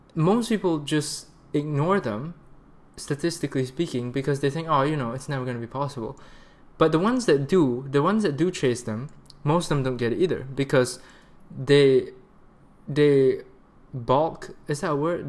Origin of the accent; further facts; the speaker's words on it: Malaysia; also born or lived in Canada; being in Malaysia for three months, my home country, to spend time with my sister and my friends here